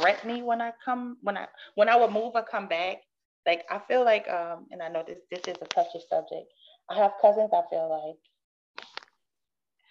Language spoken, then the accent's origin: English; New Orleans, Louisiana, United States; moved away; growing up in the New Orleans culture.